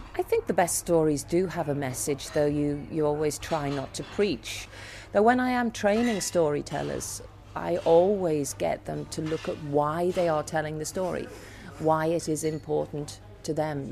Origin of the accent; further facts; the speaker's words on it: Liverpool, North West England, United Kingdom; I come from Liverpool, and we are a city of speakers